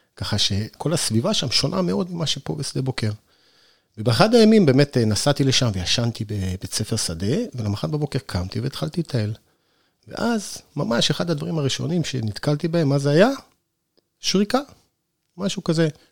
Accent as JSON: {"language": "Hebrew", "region": "Northern Israel", "country": "Israel", "tie": "born or raised there", "moved": "yes", "lives_now": "Sde Boker, Israel", "said": "אני נולדתי בצפון בכלל"}